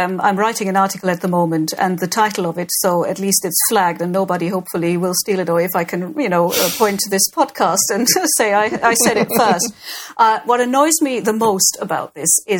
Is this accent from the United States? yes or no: no; Germany; now in United Kingdom; Germany is where I was born